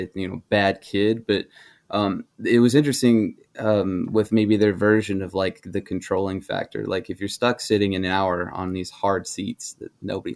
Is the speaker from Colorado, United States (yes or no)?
yes; Denver, Colorado, United States; moved away; also born or lived in Idaho / Alaska; I grew up largely outside of Colorado